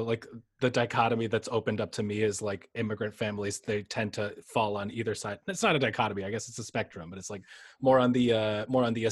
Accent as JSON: {"language": "English", "town": "Yonkers", "region": "New York", "country": "United States", "tie": "born or raised there", "said": "I grew up in Westchester, in Yonkers"}